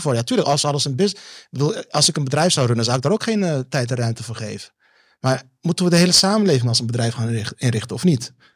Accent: Netherlands; ik ben ook een Nederlander.

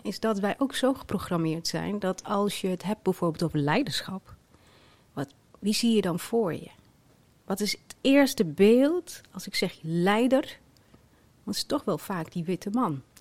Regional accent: Twente, Overijssel, Netherlands; Mijn ouders zijn in Marokko geboren. Ikzelf in Twente

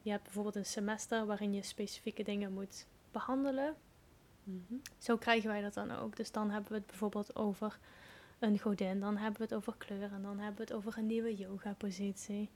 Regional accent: Limburg, Netherlands; moved away; also born or lived in Wales; ik ben geboren in Limburg, het mooie plekje Limburg. En daar woon ik nu momenteel ook weer tijdelijk

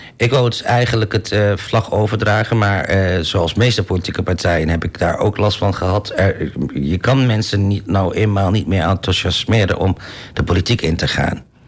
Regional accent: Almelo, Overijssel, Netherlands; ik ben zelf eh, eh, eh, geboren en getogen in Almelo

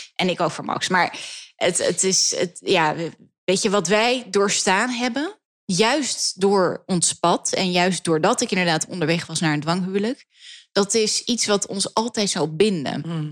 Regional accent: Amsterdam, North Holland, Netherlands; ik groeide op op het Grijder. Dat is de enige Joodse orthodoxe school die we hebben in Nederland, in Amsterdam

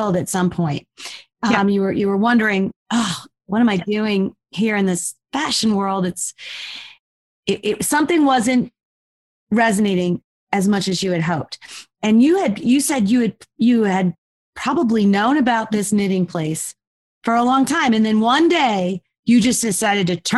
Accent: New Jersey, United States; We are Jersey girls

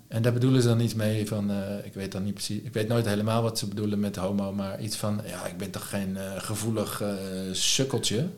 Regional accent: Lisse, South Holland, Netherlands; also born or lived in Leiden; Lisse waar ik vandaan kom

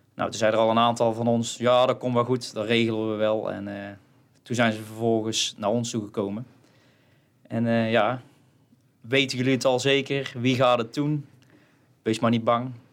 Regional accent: Kruisland, North Brabant, Netherlands; ik kom uit Kruisland

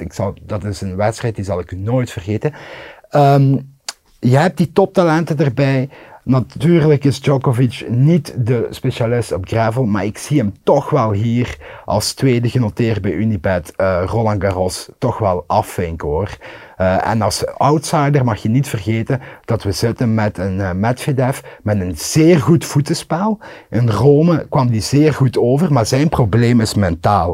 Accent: Limburg, Belgium; als Limburger

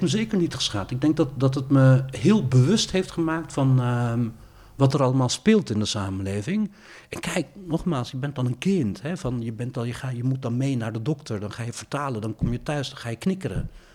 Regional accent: Maassluis, South Holland, Netherlands; moved away as an adult; also born or lived in Rotterdam; ik ben opgegroeid in Maasluis.

